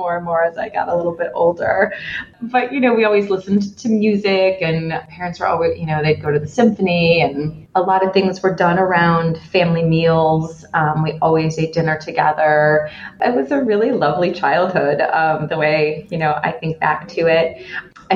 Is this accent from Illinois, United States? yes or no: yes; Evanston, Illinois, United States; now in Chicago, United States; I grew up in Evanston, which is a suburb just north of Chicago